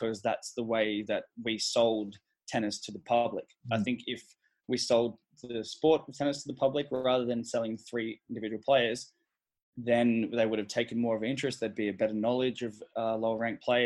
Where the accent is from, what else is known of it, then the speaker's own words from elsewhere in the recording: Sydney, New South Wales, Australia; also born or lived in Melbourne; I grew up in Sydney